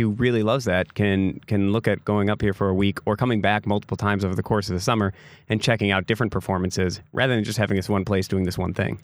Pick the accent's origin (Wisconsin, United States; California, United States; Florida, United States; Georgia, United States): Wisconsin, United States; Door County; growing up in Door County